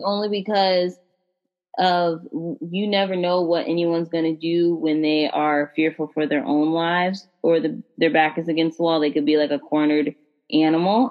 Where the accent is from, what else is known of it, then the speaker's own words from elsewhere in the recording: United States; as a black American